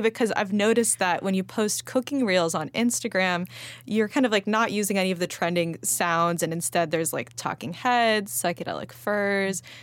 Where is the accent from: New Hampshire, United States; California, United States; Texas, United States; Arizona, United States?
California, United States; Los Angeles; moved away; I grew up eating salad pizza in L